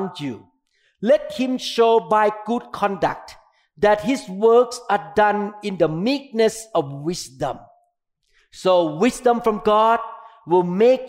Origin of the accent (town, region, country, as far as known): Thailand; English is a second language; moved away as an adult; now in United States